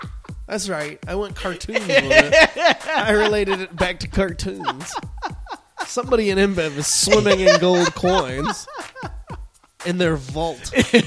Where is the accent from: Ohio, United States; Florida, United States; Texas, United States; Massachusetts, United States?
Ohio, United States; Toledo; he knows damn well that I'm from Toledo.